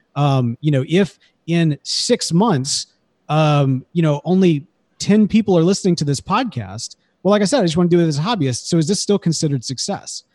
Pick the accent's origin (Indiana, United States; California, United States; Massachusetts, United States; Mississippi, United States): Mississippi, United States; Jackson; I grew up in Jackson, Mississippi